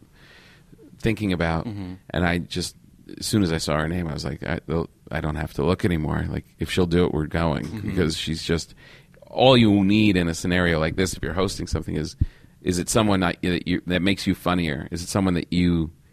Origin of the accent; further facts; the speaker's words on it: New York, United States; moved away as an adult; now in California, United States; I'm still a New Yorker, I think, in my heart.